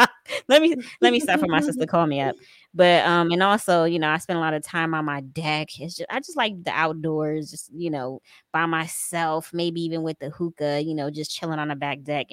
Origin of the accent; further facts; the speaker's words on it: Paterson, New Jersey, United States; I'm from New Jersey, Paterson, New Jersey.